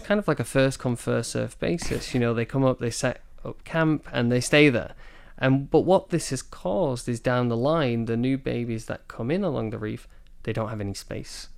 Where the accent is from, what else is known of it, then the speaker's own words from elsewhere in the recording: Manchester, North West England, United Kingdom; moved away as an adult; also born or lived in Scotland; now in Taiwan; I'm originally from the U K. I'm from Manchester in the, in the north of England